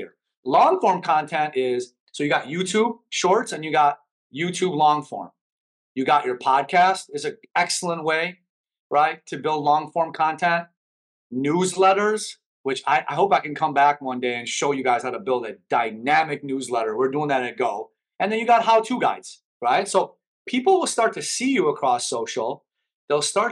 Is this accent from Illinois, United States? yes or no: yes; Chicago, Illinois, United States; English is a second language; moved away as an adult; now in Miami, United States; I grew up in Chicago